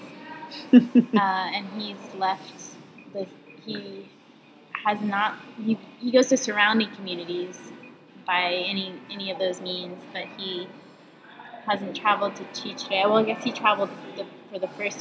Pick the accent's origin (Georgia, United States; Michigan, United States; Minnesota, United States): Georgia, United States; Atlanta; accent: southern; moved away as an adult; also born or lived in Northampton, Massachusetts / Bahía Honda, Herrera, Panama; now in Panama; I'm from Atlanta, Georgia. Born and raised inside the perimeter